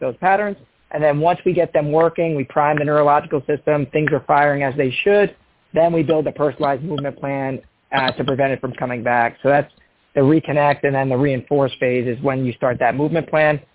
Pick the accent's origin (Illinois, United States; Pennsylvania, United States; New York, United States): New York, United States; Long Island; now in Bonita Springs, United States; I grew up in in Long Island, New York